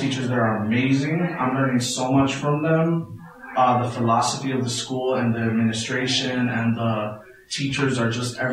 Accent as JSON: {"language": "English", "town": "Chicago", "region": "Illinois", "country": "United States", "tie": "born or raised there", "said": "I grew up in Little Village"}